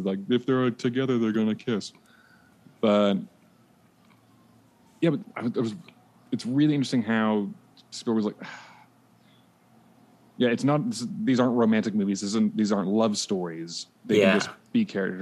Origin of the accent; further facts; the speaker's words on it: Vancouver, British Columbia, Canada; I grew up in Vancouver in Canada